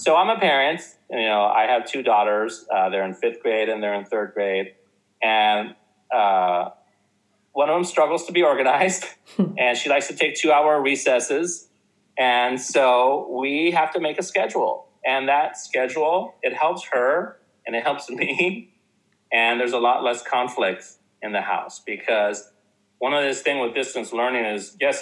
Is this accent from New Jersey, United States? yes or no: no; South Orange County, California, United States; I grew up in South Orange County